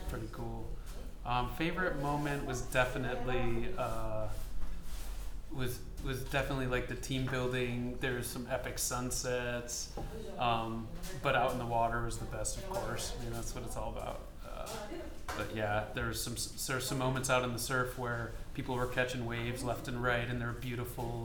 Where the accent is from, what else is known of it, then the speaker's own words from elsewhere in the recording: New York, United States; moved away; I'm a New Yorker, so originally